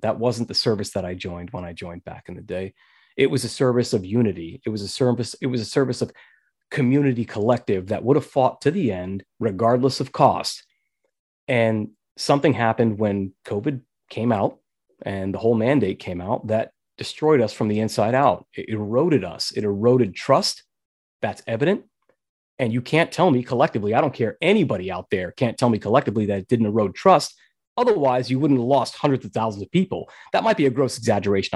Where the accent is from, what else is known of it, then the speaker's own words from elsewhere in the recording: New York, United States; I was born and raised in New York, and I was there when nine eleven happened.